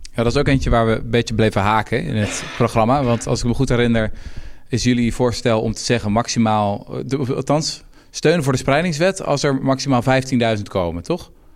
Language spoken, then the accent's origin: Dutch; Houten, Utrecht, Netherlands; Ik kom zelf uit Houten